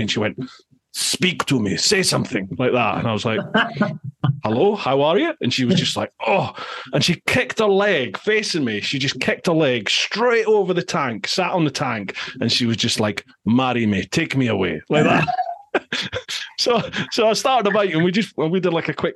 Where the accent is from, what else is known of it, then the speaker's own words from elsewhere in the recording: Scotland, United Kingdom; Scotland. I'm from Scotland